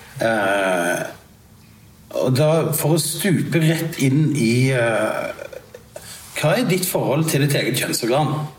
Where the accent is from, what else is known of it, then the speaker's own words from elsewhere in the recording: Sandnes, Rogaland, Norway; jeg er jo fra Sandnes